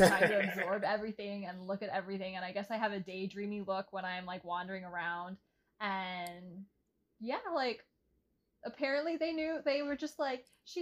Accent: Texas, United States; I grew up in Texas

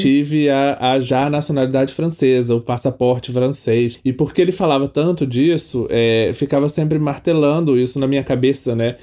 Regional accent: Petrópolis, Rio de Janeiro, Brazil; moved away as an adult; eu sou de Petrópolis, né? Eu cresci em Petrópolis, que é no interior do Rio

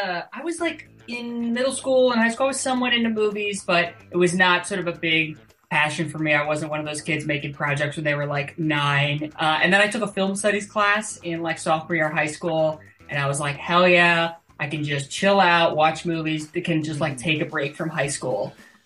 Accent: Connecticut, United States; moved away as an adult; now in Los Angeles, United States; I live in Los Angeles, California. I'm from Connecticut, two towns over from Tyler

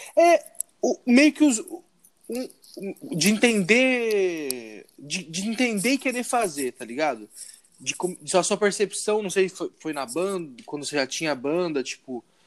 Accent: Indaiatuba, São Paulo, Brazil; Nós três somos de Indaiatuba, então a gente tá na cena daqui

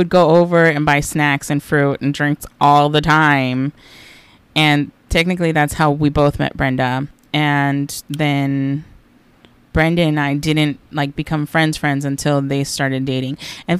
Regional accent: Los Angeles, California, United States; I am originally from Los Angeles, California, born and raised.

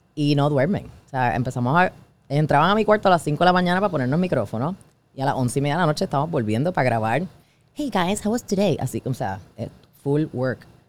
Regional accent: Puerto Rico; soy de Puerto Rico, not Miami

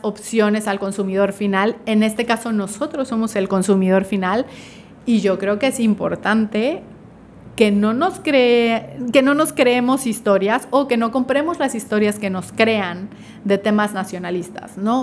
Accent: Mexico; para nosotros como mexicanos

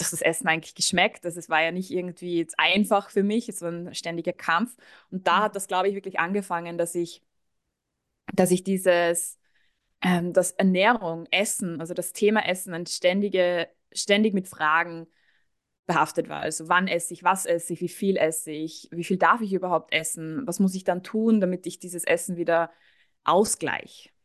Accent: Austria; moved away; Ich komme eigentlich aus Österreich

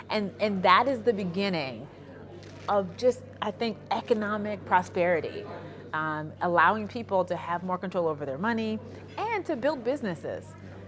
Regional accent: United States; I'm Black American, my husband is Nigerian, we have lots of family in Nigeria

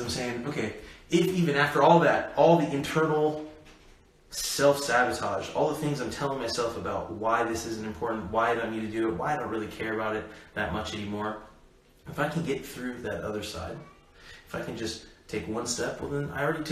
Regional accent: United States; I was born in America.

